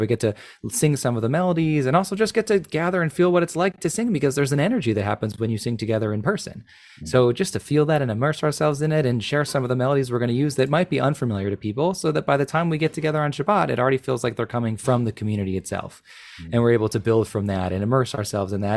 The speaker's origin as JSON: {"language": "English", "area": "Chicago suburbs", "region": "Illinois", "country": "United States", "tie": "born or raised there", "said": "I grew up in the Chicago suburbs"}